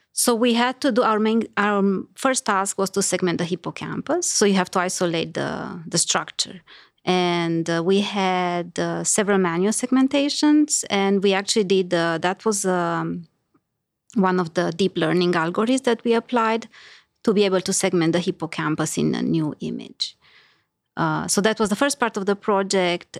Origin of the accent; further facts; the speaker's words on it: Romania; moved away as an adult; I grew up in Romania, so that's where I did my undergrad